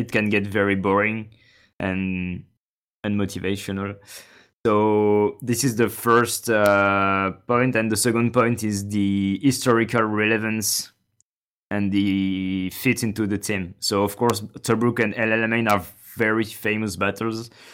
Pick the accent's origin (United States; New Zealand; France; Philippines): France; I'm from France